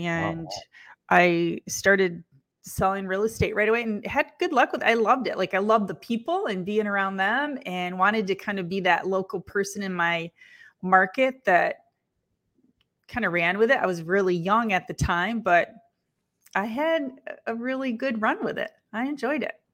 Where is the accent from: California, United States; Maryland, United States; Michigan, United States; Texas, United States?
Michigan, United States; Lansing; I was born in Lansing, Michigan